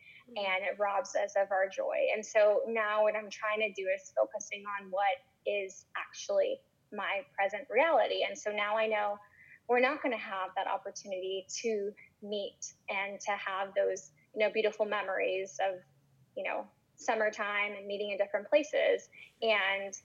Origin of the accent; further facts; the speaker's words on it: Florida, United States; growing up in Florida